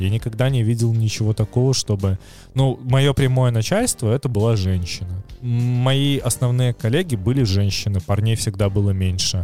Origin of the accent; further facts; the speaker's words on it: Minsk, Belarus; moved away as an adult; я все равно вернулся в Минск с большой радостью, как в дом